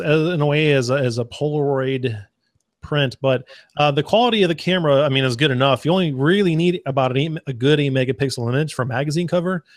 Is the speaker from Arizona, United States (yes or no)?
yes; Arizona, United States; now in Texas, United States; I grew up in the desert. I grew up in Arizona